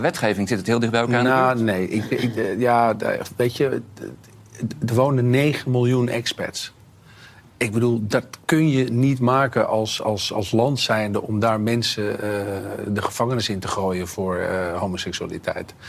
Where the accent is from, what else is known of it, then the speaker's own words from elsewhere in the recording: Netherlands; als Nederlanders